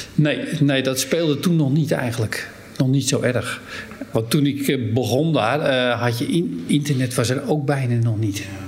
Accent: Hem, North Holland, Netherlands; Daar ben ik ook geboren in Hem

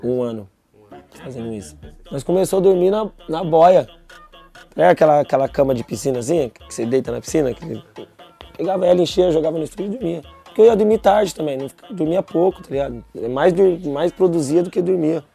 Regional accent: Embu das Artes, São Paulo, Brazil; also born or lived in Capão Redondo, São Paulo; now in São Paulo, Brazil; Nasci no Embu das Artes. Aí, com 13 anos de idade, eu saí de lá, fui morar no Capão.

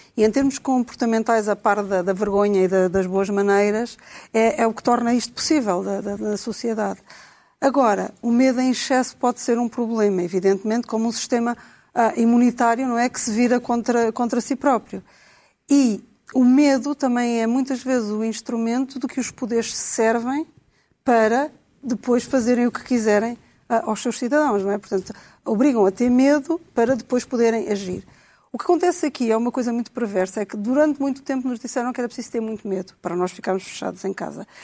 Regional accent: Portugal

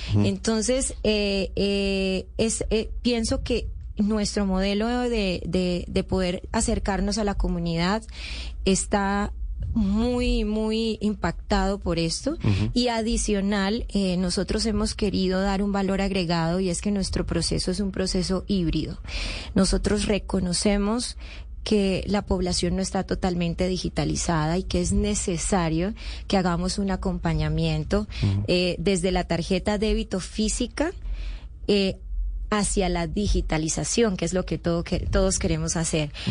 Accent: Colombia; moved away; also born or lived in Venezuela; yo soy colombiana, eh, tengo condición de población retornada de Venezuela. Viví 15 años en Venezuela

